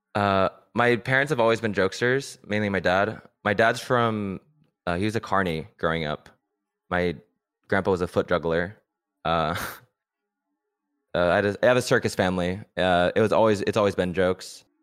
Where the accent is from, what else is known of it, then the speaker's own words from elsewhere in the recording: San Luis Obispo County, Central California, United States; I was born and raised in Central California, uh, Slow County